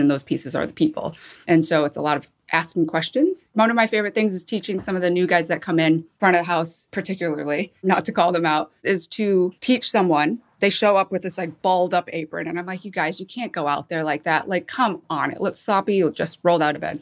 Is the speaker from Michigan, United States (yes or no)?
yes; Michigan, United States; moved away as an adult; also born or lived in Seoul, South Korea; I was adopted, flew to Michigan, met my family, and grew up till I was 18 and lived in Michigan